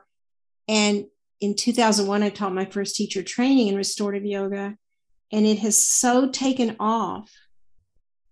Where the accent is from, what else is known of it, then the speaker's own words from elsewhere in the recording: the South, United States; I'm from the South and we always call people sweetheart or honey.